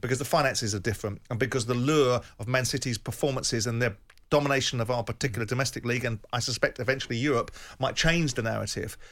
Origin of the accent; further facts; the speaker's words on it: England, United Kingdom; as an Englishman